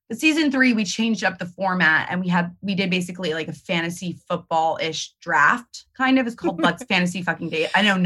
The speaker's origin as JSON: {"language": "English", "region": "New York", "country": "United States", "said": "I'm a New Yorker."}